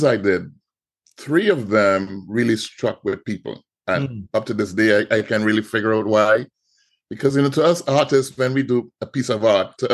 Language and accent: English; Trinidad & Tobago; moved away as an adult; now in United States; I'm from Trinidad and Tobago